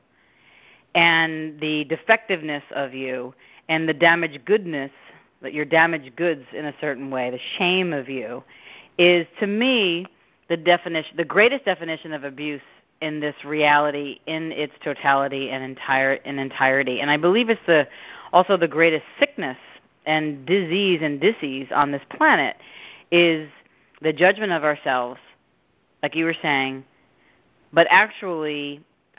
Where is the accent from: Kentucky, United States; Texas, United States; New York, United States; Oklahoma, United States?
New York, United States; Long Island; moved away as an adult; also born or lived in Fairfield, Connecticut; now in California, United States; at home on Long Island where I grew up